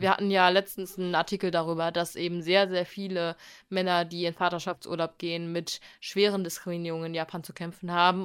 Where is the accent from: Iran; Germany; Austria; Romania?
Germany; bei uns in Deutschland